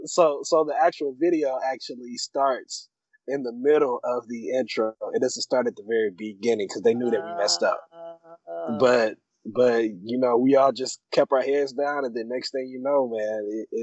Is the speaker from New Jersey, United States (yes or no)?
no; Muncie, Indiana, United States; moved away as an adult; now in Indianapolis, United States; I'm originally from Muncie. Born and raised in Muncie.